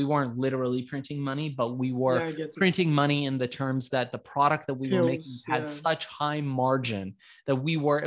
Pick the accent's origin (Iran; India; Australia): Iran; now in United States; I was born in Iran. We came here as immigrants to the United States.